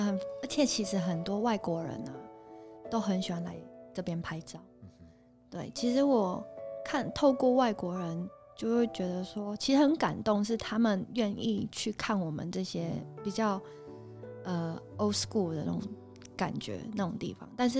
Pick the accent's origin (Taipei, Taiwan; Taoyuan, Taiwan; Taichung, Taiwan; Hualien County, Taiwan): Taipei, Taiwan; also born or lived in Kaohsiung / Poland; 其实我是高雄出生，台北长大。